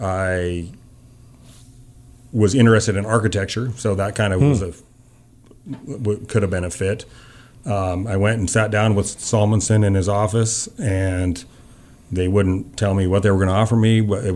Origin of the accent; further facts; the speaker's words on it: Missoula, Montana, United States; I was from Missoula, you know